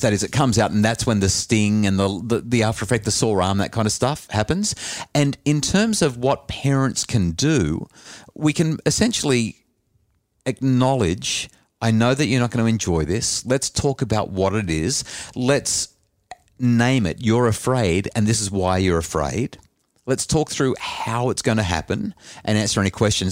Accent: New South Wales Central Coast, Australia; growing up on the New South Wales Central Coast

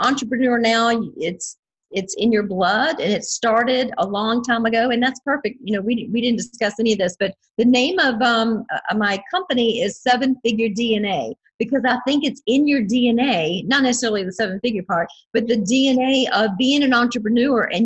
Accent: near the North Carolina border, southern Virginia, United States; I'm in the state of Virginia, which is the East Coast, and I'm on the very southern border, right on the North Carolina border. So I'm born and raised in this general area, and been here all my life

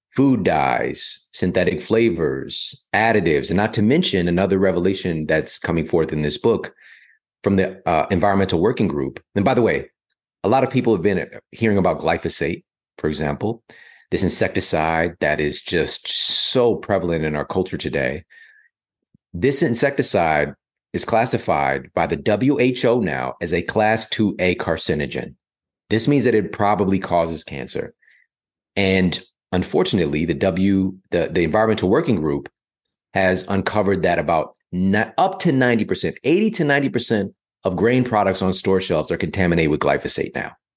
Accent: St. Louis, Missouri, United States; moved away as an adult; also born or lived in Ferguson, Missouri; now in Los Angeles, United States; growing up in, you know, South City, Saint Louis, growing up in Ferguson, Missouri

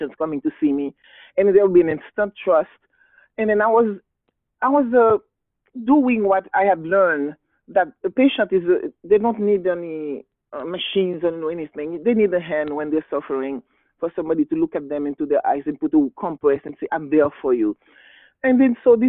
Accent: Haiti; English is a second language; I was born and raised in Haiti

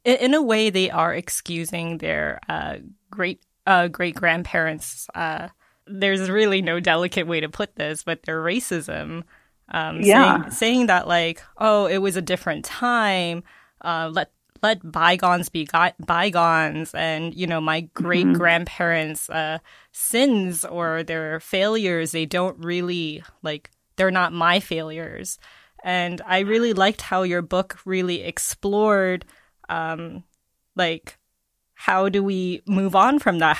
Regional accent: Georgia, United States; I'm from Georgia

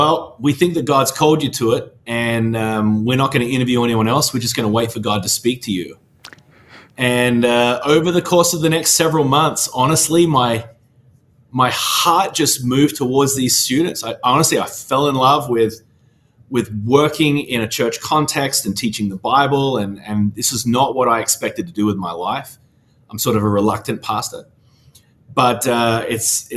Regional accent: Australia; moved away as an adult; also born or lived in Melbourne, Australia; now in Nashville, United States; I'm originally from Australia

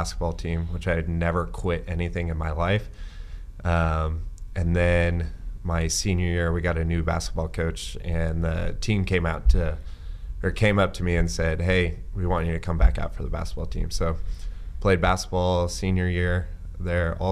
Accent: Ord, Nebraska, United States; So my parents moved there when I was 5 years old. I spent all of my educational years there.

